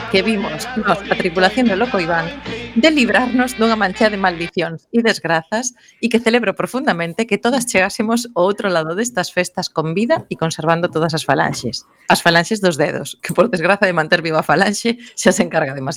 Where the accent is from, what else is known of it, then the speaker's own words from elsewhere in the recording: Vigo, Galicia, Spain; Iso xa cho digo eu como viguesa.